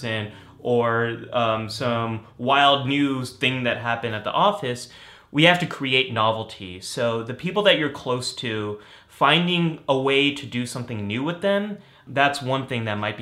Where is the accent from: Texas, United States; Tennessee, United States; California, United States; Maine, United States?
California, United States; Northern; I grew up in Northern California